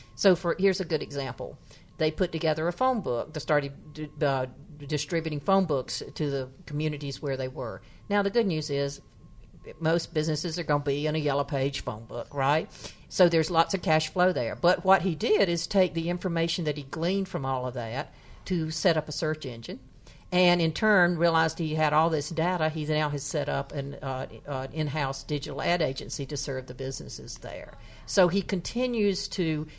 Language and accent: English; North Carolina, United States; my hometown, which is a in, in happens to have the distinction of being the town in the poorest county in North Carolina